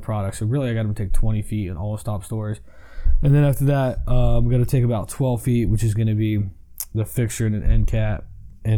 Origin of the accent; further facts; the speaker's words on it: Pennsylvania, United States; moved away; I'm from Pennsylvania. We got steelhead